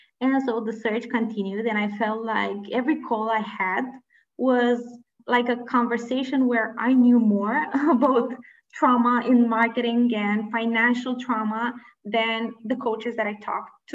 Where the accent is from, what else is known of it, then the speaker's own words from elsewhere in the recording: Romania; I come from Romania. I was born and raised in Romania, which is a previous communist country.